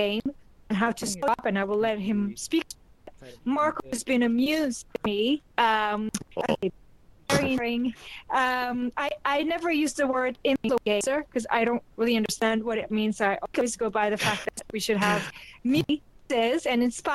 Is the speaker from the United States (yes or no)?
no; South Africa; I'm indigenous South African